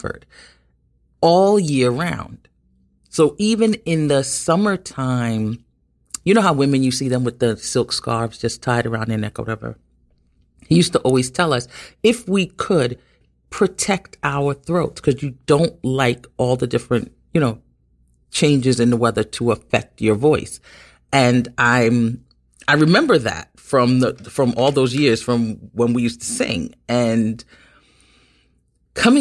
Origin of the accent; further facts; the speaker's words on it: New York City, New York, United States; being born and raised in Brooklyn and living in New York all my life